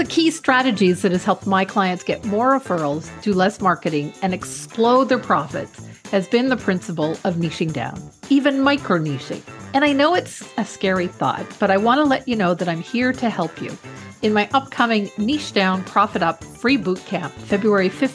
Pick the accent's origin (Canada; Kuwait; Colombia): Canada; I'm Canadian